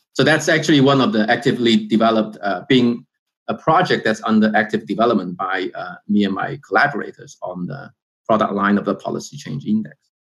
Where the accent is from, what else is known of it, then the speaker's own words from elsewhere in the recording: China; moved away; I was born in China.